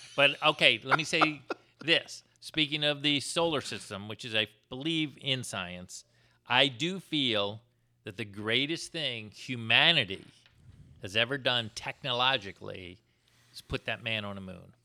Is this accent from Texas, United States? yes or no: no; Florida, United States; moved away; I'm from Florida?